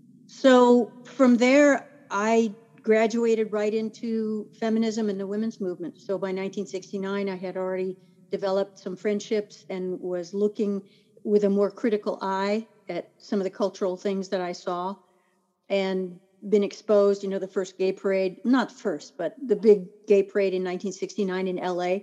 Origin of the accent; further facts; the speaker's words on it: Turkey; born there; He was a career Army, so I was born in Turkey. He was stationed overseas. We lived there.